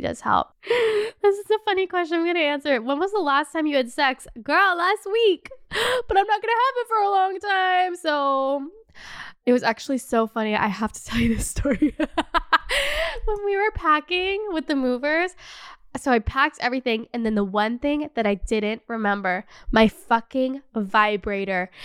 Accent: Canada; moved away as an adult; also born or lived in Los Angeles; now in Paris, France; As a Canadian

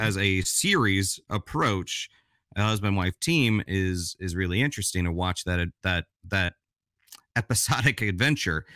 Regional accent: Florida, United States; I grew up in Florida

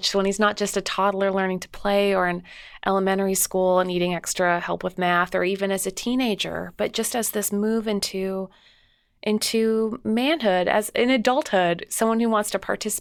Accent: Canada; I'm from Canada

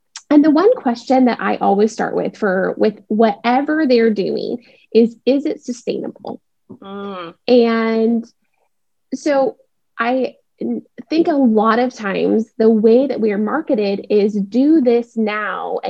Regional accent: Seattle, Washington, United States; now in Dallas, United States; I live in Dallas, Texas. I grew up in Seattle

